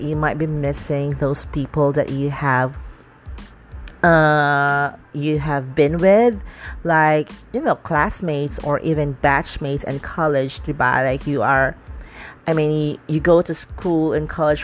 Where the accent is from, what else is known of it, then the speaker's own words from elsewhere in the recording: Dumaguete, Negros Oriental, Philippines; moved away; I went back to my hometown, which is Dumaguete